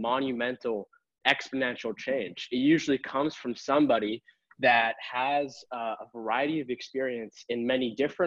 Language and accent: English; Boston, Massachusetts, United States; I born and raised in Boston